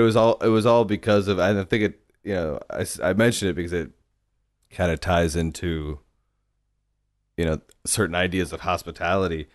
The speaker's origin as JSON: {"language": "English", "town": "The Woodlands", "region": "Texas", "country": "United States", "tie": "born or raised there", "said": "I grew up in the, some reasonably affluent suburbs north of Houston"}